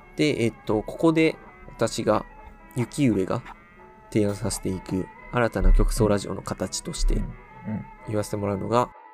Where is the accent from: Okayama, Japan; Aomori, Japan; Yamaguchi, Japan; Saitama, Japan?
Okayama, Japan; 俺らの出身地は岡山なんですよ。